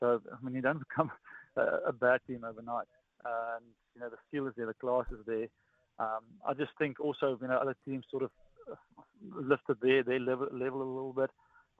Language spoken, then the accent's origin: English; South Africa; As a South African, when you're born and when you grow up, you know, your dad, when you go to your first scan, he'll ask